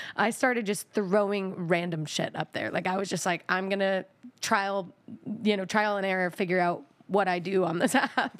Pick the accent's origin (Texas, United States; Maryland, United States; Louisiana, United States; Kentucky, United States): Texas, United States; I'm from Texas.